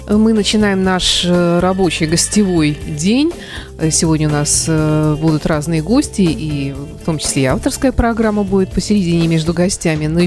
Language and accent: Russian; Saint Petersburg, Russia; поскольку мы люди из Петербурга